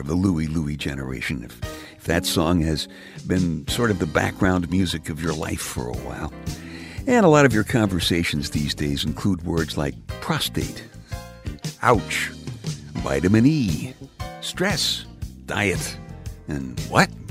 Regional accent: New York City, New York, United States; when I was just a kid growing up in Brooklyn

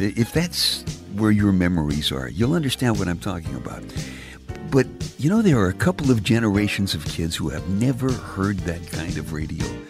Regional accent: New York City, New York, United States; when I was just a kid growing up in Brooklyn

